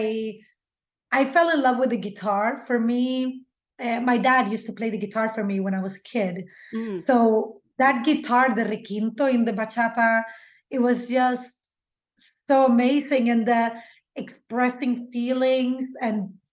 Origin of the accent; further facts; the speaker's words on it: Sweden; English is a second language; My parents are Latin American, but they didn't teach me Spanish. So I had to learn in school with the Swedish kids